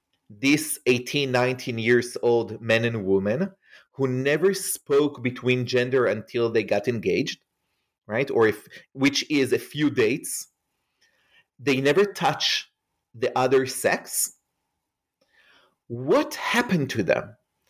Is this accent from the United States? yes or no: no; Israel; English is a second language; moved away; So as you can hear probably from my accent, I am not an American. I grew up in Israel. I grew up in an ultra-Orthodox Hasidic community, which is the more extreme community inside the Jewish tradition.